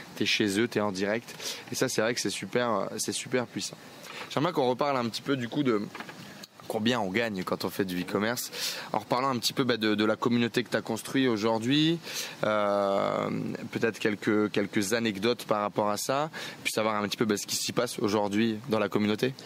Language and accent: French; Nord-Pas-de-Calais, Hauts-de-France, France; je viens du Nord-Pas-de-Calais